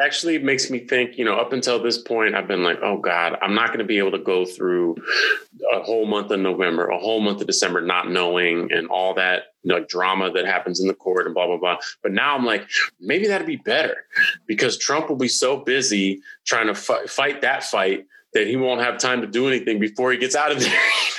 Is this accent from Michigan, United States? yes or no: no; California, United States; I'm from California